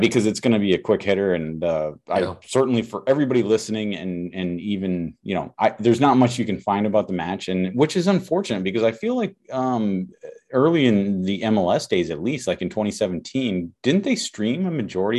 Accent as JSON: {"language": "English", "region": "Minnesota", "country": "United States", "said": "as a Minnesotan"}